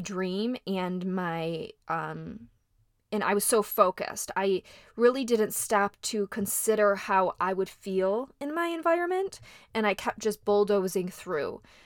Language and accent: English; Midwest, United States; moved away as an adult; now in Los Angeles, United States; I came there from the Midwest.